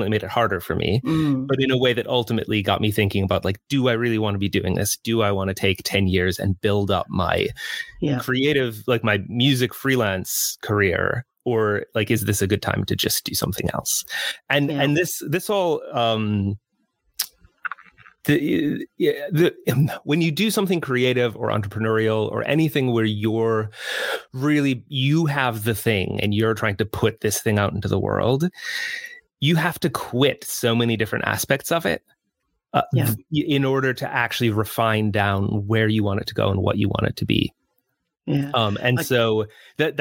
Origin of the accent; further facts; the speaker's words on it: United States; moved away as an adult; now in United Kingdom; I grew up in the States, as you can hear from my accent